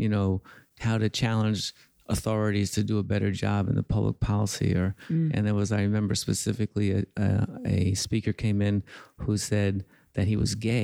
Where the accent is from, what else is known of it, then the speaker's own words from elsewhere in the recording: New York City, New York, United States; I grew up in East Harlem.